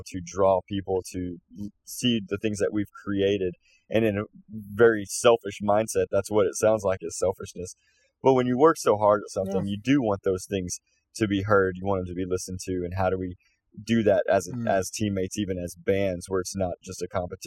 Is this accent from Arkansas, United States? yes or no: yes; Fort Smith, Arkansas, United States; we're from Fort Smith, Arkansas, and we love being from that area